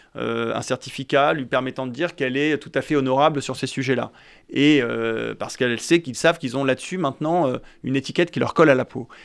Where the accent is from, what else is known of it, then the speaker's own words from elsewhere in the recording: France; nous sommes des Français